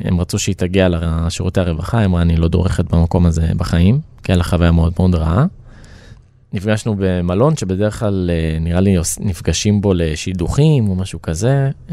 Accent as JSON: {"language": "Hebrew", "town": "Rehovot", "region": "Central District", "country": "Israel", "tie": "born or raised there", "said": "אני מאומץ מהארץ, נולדתי ברחובות"}